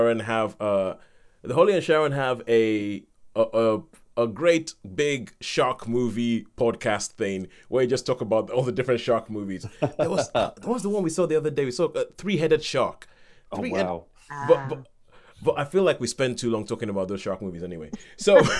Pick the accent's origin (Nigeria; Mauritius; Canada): Nigeria; I'm Nigerian